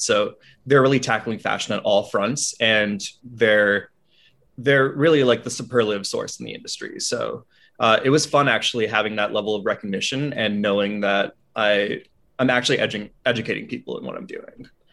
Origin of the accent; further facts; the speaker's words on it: Albany, New York, United States; I'm from upstate New York, out of a small suburb right near Albany